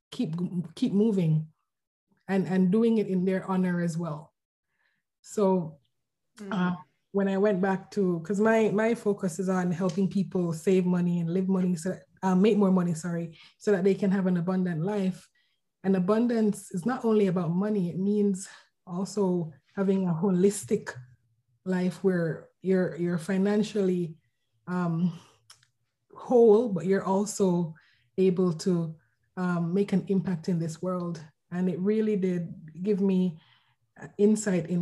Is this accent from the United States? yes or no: no; Jamaica; moved away as an adult; also born or lived in Vancouver, Canada; now in Canada; I'm from Jamaica, and I moved to Canada a few years ago to pursue my MBA at UBC